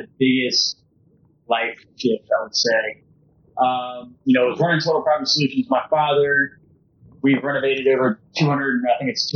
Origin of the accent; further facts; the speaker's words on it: Baton Rouge, Louisiana, United States; moved away as an adult; also born or lived in Oxford, Mississippi; now in Tampa, United States; born and raised in Louisiana